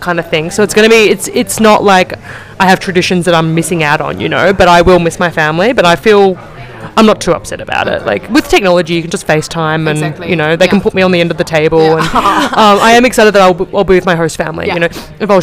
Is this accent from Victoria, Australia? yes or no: yes; Melbourne, Victoria, Australia; now in Milan, Italy